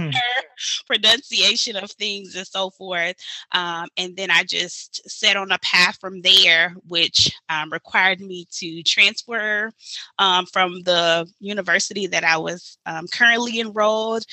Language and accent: English; Baton Rouge, Louisiana, United States; from Baton Rouge, Louisiana, born and raised.